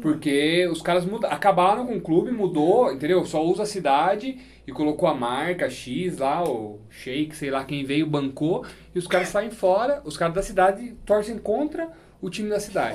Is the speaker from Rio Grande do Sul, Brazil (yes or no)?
no; Itupeva, São Paulo, Brazil; Eu cresci em Itupeva, aqui do lado